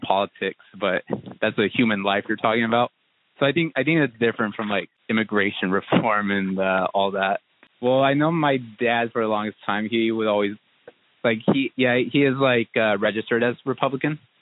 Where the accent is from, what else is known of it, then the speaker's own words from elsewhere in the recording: Southern Oregon, United States; now in Portland, United States; I was born and raised in Southern Oregon